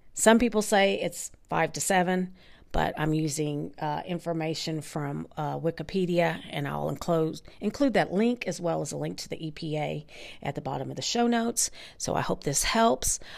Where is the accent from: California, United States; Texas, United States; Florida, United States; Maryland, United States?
Texas, United States; North; my hometown in North Texas